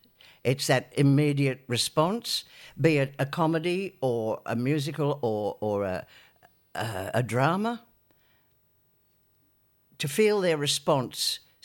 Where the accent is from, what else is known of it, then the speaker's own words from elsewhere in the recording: Newcastle, North East England, United Kingdom; Oh, but you'd be surprised at the talent that's come from Newcastle.